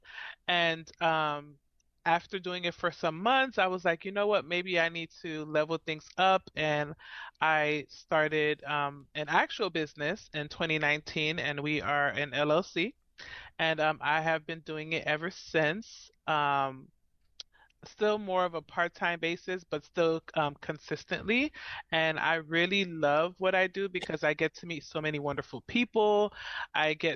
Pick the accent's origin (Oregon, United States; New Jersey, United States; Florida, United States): Florida, United States; Miami; born or raised there; moved away as an adult; now in Central Florida, United States